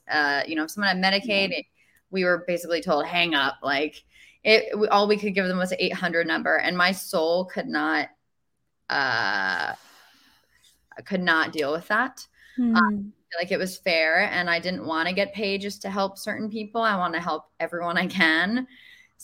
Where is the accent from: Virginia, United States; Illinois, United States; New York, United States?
New York, United States; I was raised in New York as well.